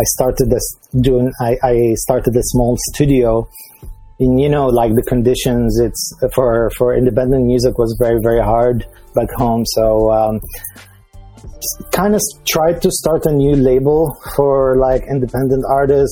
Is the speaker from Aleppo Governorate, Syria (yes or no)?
no; Damascus, Damascus Governorate, Syria; moved away as an adult; also born or lived in Dubai, United Arab Emirates; now in Amsterdam, Netherlands; I'm a guy from Damascus, Syria. My family is Lebanese, so I have a little bit of Lebanese in me. But I lived in Damascus